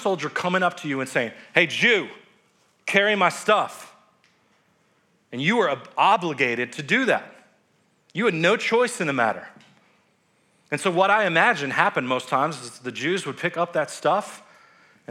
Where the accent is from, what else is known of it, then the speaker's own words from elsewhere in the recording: United States; us as American Christians